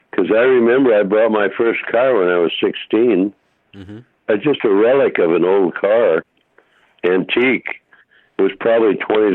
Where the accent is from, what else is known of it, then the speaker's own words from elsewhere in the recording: Hartford, Connecticut, United States; also born or lived in Holyoke, Massachusetts; now in Los Angeles, United States; as I grew up in Hartford, and I was in high school.